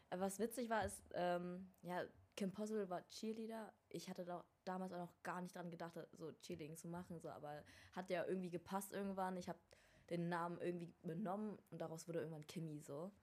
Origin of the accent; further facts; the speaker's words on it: Rostock, Mecklenburg-Vorpommern, Germany; moved away; also born or lived in Vietnam / Hamburg; ich komme eigentlich ursprünglich aus Rostock